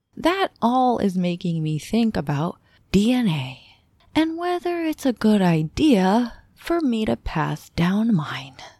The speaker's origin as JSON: {"language": "English", "country": "United States", "tie": "born or raised there", "said": "I am an American born and raised"}